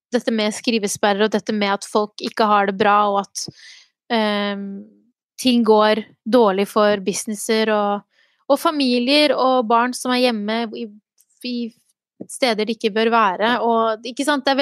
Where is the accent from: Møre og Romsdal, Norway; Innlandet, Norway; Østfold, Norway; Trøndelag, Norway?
Innlandet, Norway; Gjøvik; vet at veldig {S0} mange tror at jeg er fra Oslo.